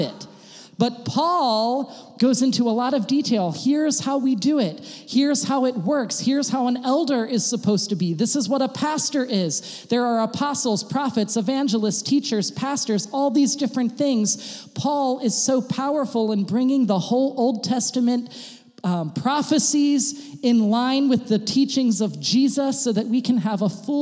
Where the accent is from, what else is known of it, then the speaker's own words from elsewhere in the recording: United States; now in Germany; I'm an American